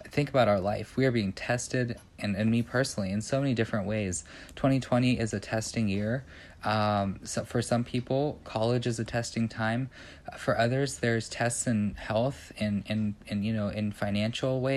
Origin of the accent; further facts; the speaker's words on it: Beavercreek, Ohio, United States; I'm from Beaver Creek, Ohio, so pretty much Dayton close